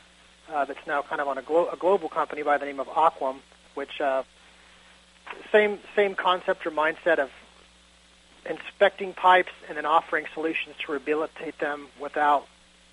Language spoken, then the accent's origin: English; Kansas, United States; moved away as an adult; now in Florida, United States; I grew up in Kansas